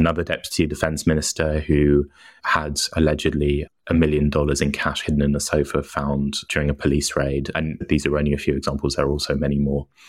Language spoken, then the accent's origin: English; United Kingdom; moved away; I'm British and I live abroad